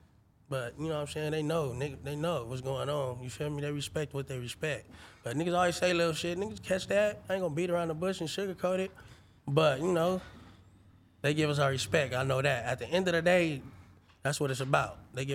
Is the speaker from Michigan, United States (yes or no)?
no; Long Beach, California, United States; I'm from Long Beach.